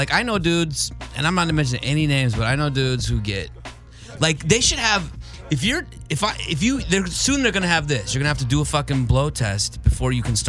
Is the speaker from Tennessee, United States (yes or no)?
no; Burbank, California, United States; In Burbank, my hometown.